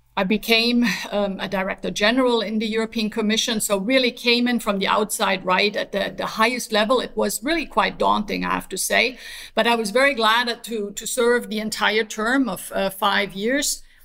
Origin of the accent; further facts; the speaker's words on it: Germany; moved away as an adult; also born or lived in Sweden / Athens, Greece / New Mexico, United States; I was born in Sweden but raised in Germany